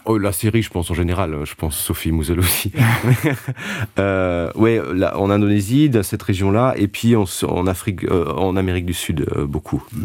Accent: Luxembourg; first language Luxembourgish; French is a second language; moved away as an adult; also born or lived in Liège, Belgium; le luxembourgeois je considérais ça comme ma langue maternelle

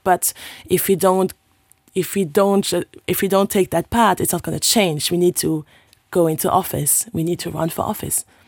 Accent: Luxembourg; English is a second language; I'm from Luxembourg

